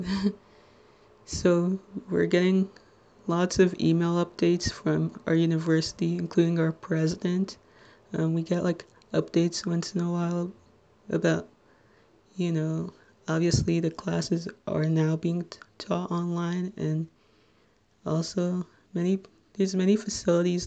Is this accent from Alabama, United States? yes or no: no; Little Ferry, New Jersey, United States